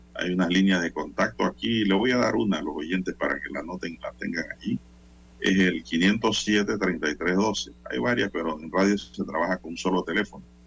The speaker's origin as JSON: {"language": "Spanish", "country": "Panama", "said": "a nosotros como panameños, como ciudadanos"}